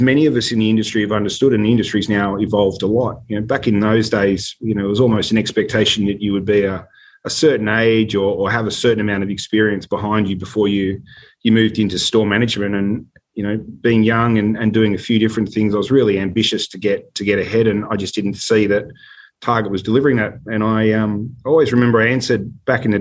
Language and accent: English; Sydney, New South Wales, Australia; I grew up in Sydney, in North Ryde